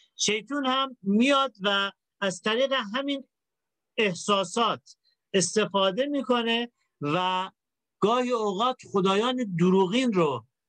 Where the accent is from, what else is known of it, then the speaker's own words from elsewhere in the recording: Iran; ما تو کشوری در واقع متولد شدیم که آدما خیلی دنبال خدا هستن